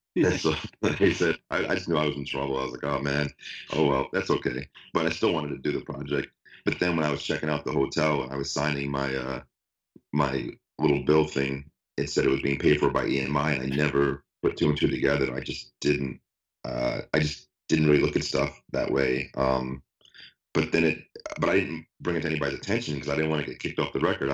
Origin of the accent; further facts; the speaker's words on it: Atlanta, Georgia, United States; moved away; I'm from Atlanta